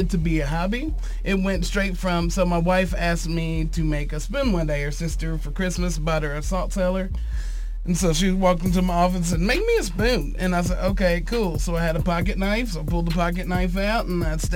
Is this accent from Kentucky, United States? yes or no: yes; Harrodsburg, Kentucky, United States; now in Lexington, United States; I'm from Harrodsburg, Kentucky, but I've been in Lexington for 12 years now